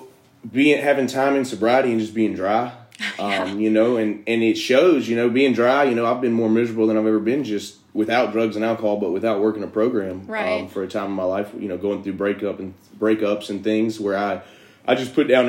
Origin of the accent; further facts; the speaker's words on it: Carrollton, Georgia, United States; I'm from Carrollton, Georgia. Grew up most of my life there